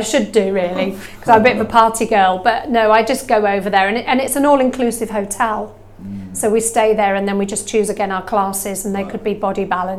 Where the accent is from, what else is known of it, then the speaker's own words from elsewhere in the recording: Norfolk, East of England, United Kingdom; moved away as an adult; also born or lived in Norwich; now in Sheffield, United Kingdom; back in my hometown of Norfolk, which was back in Hemsby near Great Yarmouth, little tiny place, very cute beach.